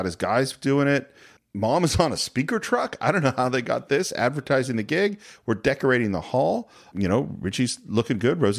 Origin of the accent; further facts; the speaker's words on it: California, United States; and I'm a Northern California boy, that are different, you know, the different ways of looking at it from growing up in California.